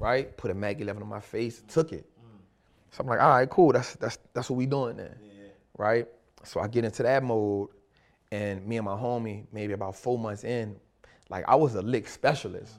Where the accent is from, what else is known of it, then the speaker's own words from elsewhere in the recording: New Orleans, Louisiana, United States; I grew up in New Orleans